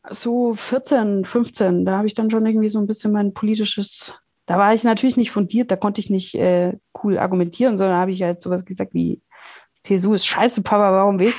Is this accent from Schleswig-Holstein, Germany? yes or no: no; Bavaria, Germany; halt Bayern ist so äh, da, wo ich aufgewachsen bin, es ist ein ganz kleines Dorf in Schwaben, Bayerisch-Schwaben, äh, Donauschwaben